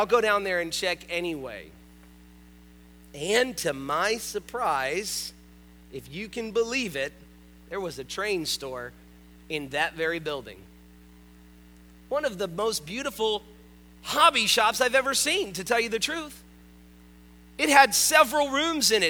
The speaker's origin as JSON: {"language": "English", "town": "North Miami", "region": "Florida", "country": "United States", "tie": "born or raised there", "said": "I grew up in North Miami"}